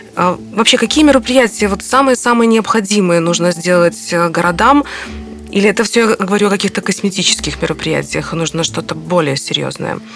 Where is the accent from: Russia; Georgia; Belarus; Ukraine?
Belarus; мы как белорусы